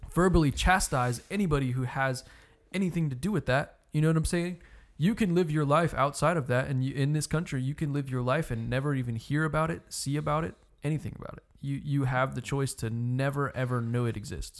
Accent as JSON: {"language": "English", "country": "United States", "said": "I'm an American"}